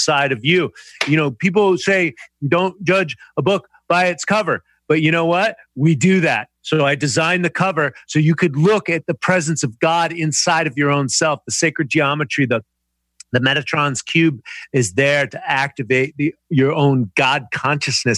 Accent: United States; I'm an American

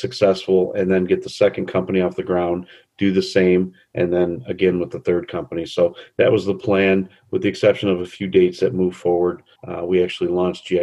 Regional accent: Trenton, Michigan, United States; moved away as an adult; now in Grosse Ile, United States; I was born and raised in Trenton, right over the bridge, and spent most of my adult life there

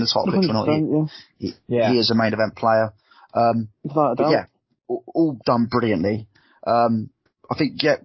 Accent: Haywards Heath, South East England, United Kingdom; my hometown of Hayward-Teeth

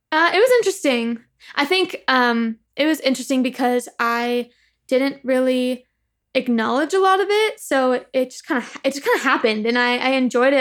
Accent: Upland, California, United States; I grew up in the Inland Empire, so like Upland, California

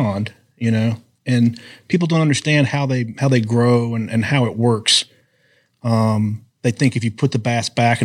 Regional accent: Cumming, Georgia, United States; It was Cumming, Georgia

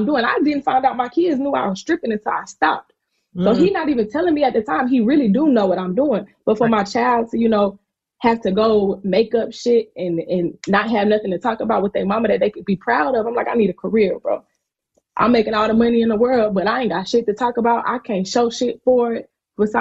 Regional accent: South Carolina, United States; I'm from South Carolina

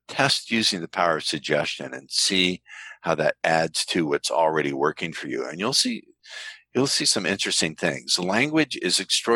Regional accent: United States; I'm American

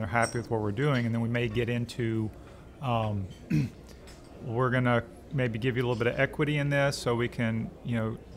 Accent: Alexandria, Louisiana, United States; moved away as an adult; also born or lived in Arkansas / Indiana; now in Baton Rouge, United States; I'm from Louisiana, Alexandria originally

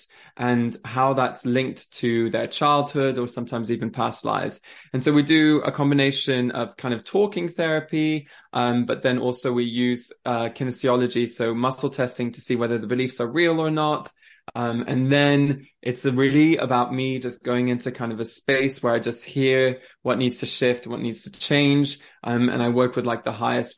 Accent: France; also born or lived in Switzerland; now in England; born in Switzerland. I grew up in France.

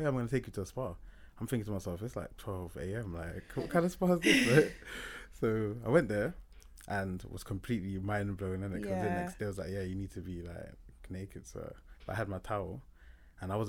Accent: London, United Kingdom; growing up in London

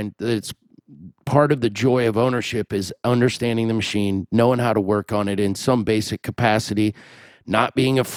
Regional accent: Des Moines, Iowa, United States; my hometown, Des Moines

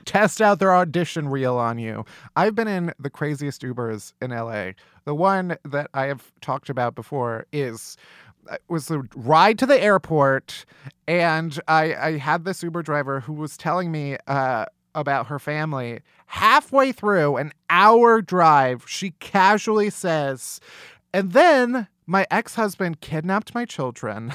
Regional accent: Midwest, United States; I'm from the Midwest. Growing up, we always had tornado drills in school

